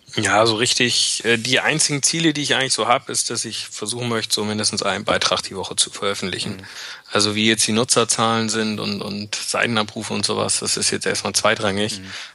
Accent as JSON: {"language": "German", "region": "Bremen", "country": "Germany", "tie": "born or raised there", "moved": "as an adult", "lives_now": "near Frankfurt, Germany", "said": "meine Heimat und auch da, wo ich meine engsten und besten Freunde habe, ist tatsächlich noch in Norddeutschland oder auch genauer gesagt in Bremen"}